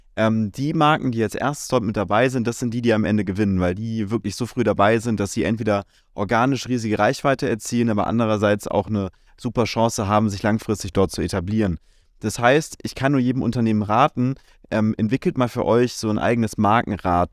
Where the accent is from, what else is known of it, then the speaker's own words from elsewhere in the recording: Germany; bei uns in Deutschland